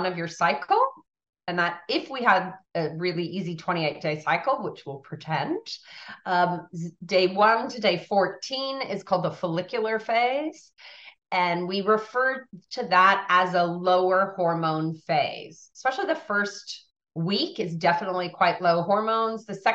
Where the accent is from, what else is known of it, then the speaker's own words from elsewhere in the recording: United States; now in Australia; I'm American born